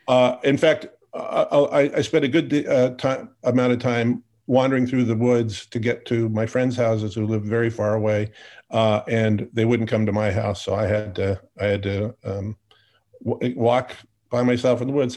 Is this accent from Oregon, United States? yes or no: yes; Portland, Oregon, United States; growing up in Portland, Oregon